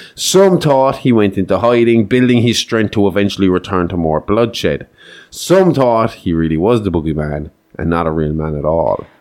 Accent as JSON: {"language": "English", "country": "Ireland", "said": "we're Irish"}